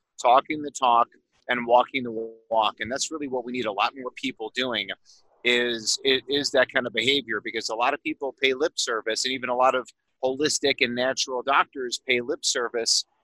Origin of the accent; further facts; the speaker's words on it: Chicago, Illinois, United States; also born or lived in Phoenix, Arizona; now in Colorado, United States; I'm originally from Chicago and then moved to Phoenix, Arizona